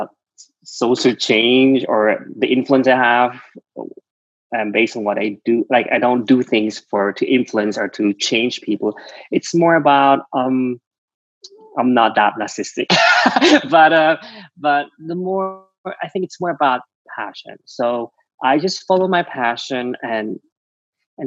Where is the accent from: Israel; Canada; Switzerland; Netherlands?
Switzerland; English is a second language; moved away as an adult; now in Los Angeles, United States; growing up in Switzerland, you learn Swiss German